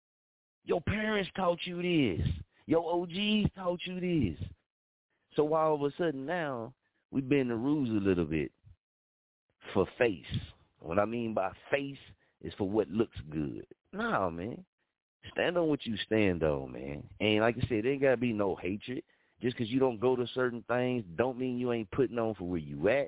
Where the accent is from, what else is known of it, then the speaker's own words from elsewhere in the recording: Muskogee, Oklahoma, United States; moved away as an adult; I had to leave Muskogee, Oklahoma to change my life and to change my mindset. Coming up in Muskogee, Oklahoma did not prepare me